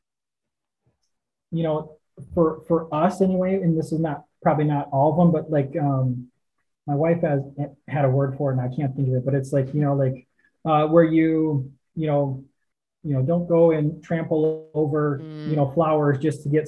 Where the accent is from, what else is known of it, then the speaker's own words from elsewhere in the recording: Northwest Wisconsin, United States; moved away as an adult; also born or lived in Twin Cities, Minnesota; Both my wife and I grew up in Northwest Wisconsin, so small towns